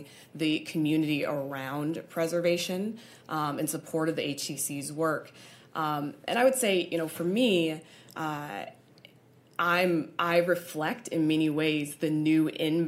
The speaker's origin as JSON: {"language": "English", "town": "Detroit", "region": "Michigan", "country": "United States", "tie": "born or raised there", "said": "I'm born and raised in Detroit on the east side"}